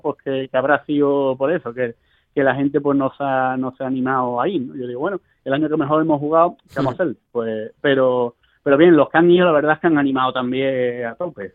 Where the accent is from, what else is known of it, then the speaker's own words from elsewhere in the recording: Spain; moved away as an adult; now in Rome, Italy; la mayoría somos españoles